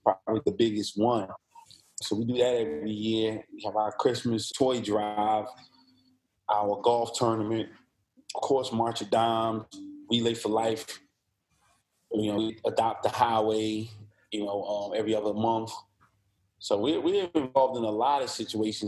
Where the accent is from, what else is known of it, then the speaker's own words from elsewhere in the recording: New Jersey, United States; also born or lived in Virginia; now in Columbia, United States; I'm originally from New Jersey